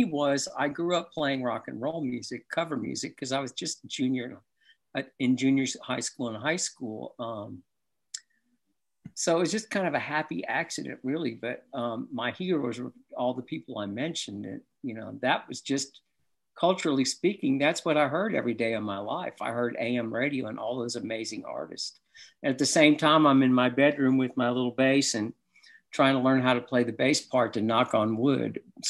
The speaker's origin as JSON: {"language": "English", "town": "Cleveland", "region": "Ohio", "country": "United States", "tie": "born or raised there", "also_born_or_lived": "Pittsburgh / Kentucky", "said": "I was such a sports fan because I grew up in Cleveland, and then we moved to Pittsburgh before I moved to Kentucky."}